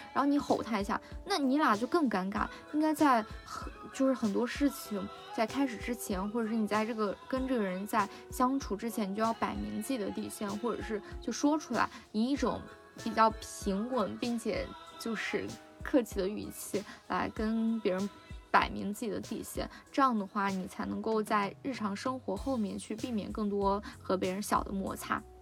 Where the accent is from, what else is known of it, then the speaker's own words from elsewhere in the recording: China; 我们 中国